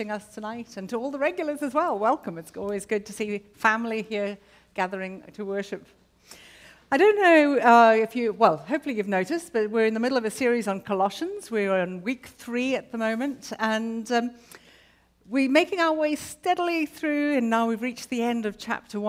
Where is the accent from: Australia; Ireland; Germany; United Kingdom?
United Kingdom; now in Arlington, United States; as a Brit living in America